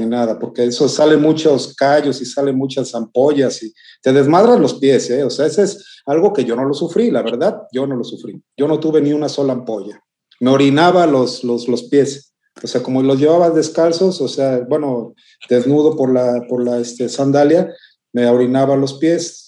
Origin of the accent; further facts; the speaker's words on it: Las Vigas de Ramírez, Veracruz, Mexico; now in Xalapa, Mexico; de acá de mi tierra que se llama Piedra Parada, en el municipio de Las Vigas, estado de Veracruz, México